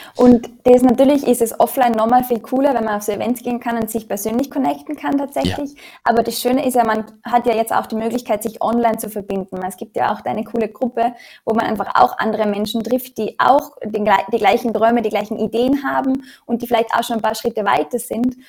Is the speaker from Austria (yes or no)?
yes; Austria; moved away as an adult; also born or lived in Australia; in dem Umfeld in Österreich, wo ich groß geworden bin